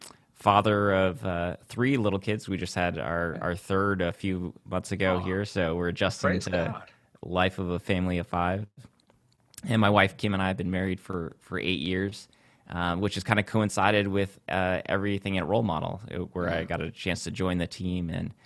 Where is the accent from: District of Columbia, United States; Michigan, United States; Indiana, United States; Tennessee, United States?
Michigan, United States; south of Lansing, Central; Central Michigan, south of Lansing is where I grew up.